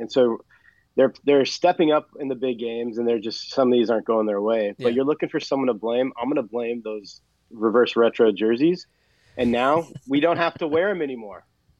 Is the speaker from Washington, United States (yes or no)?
yes; Seattle, Washington, United States; we're from Seattle